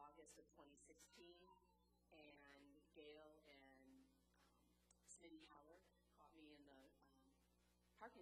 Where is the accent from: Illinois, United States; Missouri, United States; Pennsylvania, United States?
Illinois, United States; Chicago; accent: Chicago; I'm in South Carolina with my Chicago accent